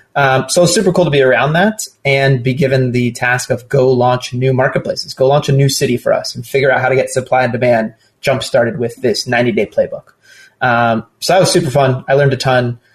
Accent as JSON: {"language": "English", "region": "Southern California", "country": "United States", "tie": "born or raised there", "said": "I'm born and raised in Southern California"}